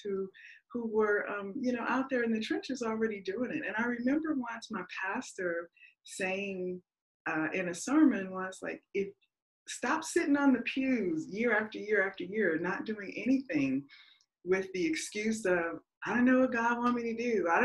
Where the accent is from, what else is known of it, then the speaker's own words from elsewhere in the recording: Las Vegas, Nevada, United States; I'm from Vegas.